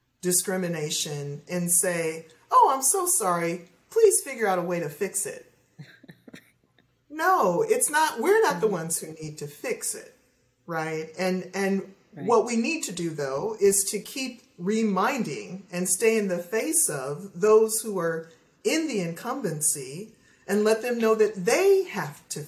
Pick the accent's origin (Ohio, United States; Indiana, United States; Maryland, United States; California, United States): Ohio, United States; I grew up in Ohio